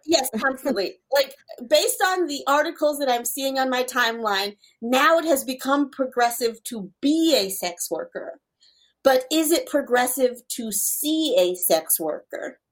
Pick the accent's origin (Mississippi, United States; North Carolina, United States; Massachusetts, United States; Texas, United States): North Carolina, United States; Charlotte; I grew up in the Charlotte Mecklenburg public school system